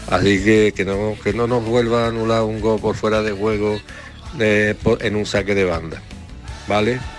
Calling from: Seville, Andalusia, Spain; Buenos días, gente de Andalucía. … de Sevilla.

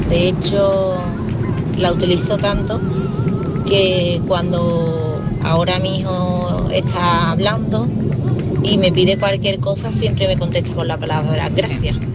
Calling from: Seville, Andalusia, Spain; Buenos días … de Sevilla, ….

